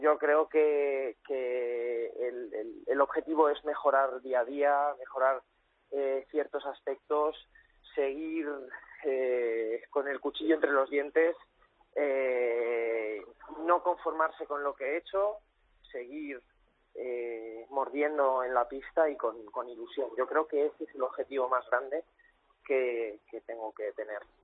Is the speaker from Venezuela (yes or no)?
no; Cuenca, Castilla-La Mancha, Spain; now in Valencia, Spain; yo, soy nacido en Cuenca, pero mi familia es de Valencia